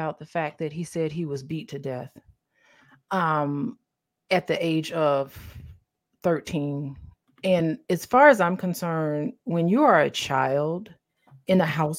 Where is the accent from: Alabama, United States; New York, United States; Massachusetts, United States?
Alabama, United States; I'm from Alabama, and so I understand. I was born in Alabama.